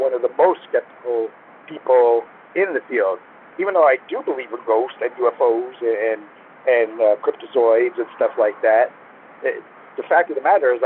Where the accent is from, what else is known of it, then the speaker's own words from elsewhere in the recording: Naples, Florida, United States; moved away; I grew up in Naples, and Naples at the time when I was there was mostly the Everglades